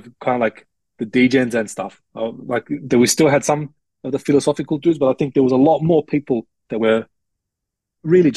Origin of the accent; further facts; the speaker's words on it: Australia; ethnic mix but born and raised in Australia